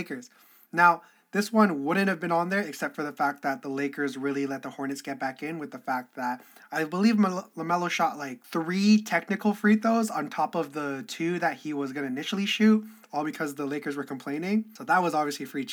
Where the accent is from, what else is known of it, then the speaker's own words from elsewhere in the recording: Canada; I'm Canadian